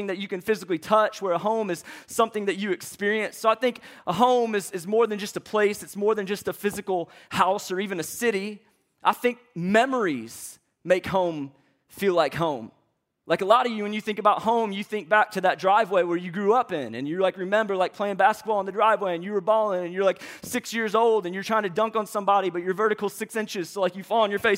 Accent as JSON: {"language": "English", "town": "St. Louis", "region": "Missouri", "country": "United States", "moved": "as an adult", "lives_now": "Atlanta, United States", "said": "I'm from St. Louis, Missouri."}